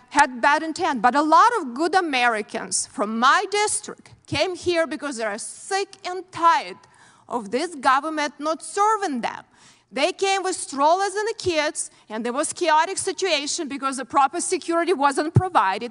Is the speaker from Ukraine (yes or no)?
yes; Ukraine; moved away as an adult; now in United States; I grew up in very similar country, Ukraine now, and when I came here as a young person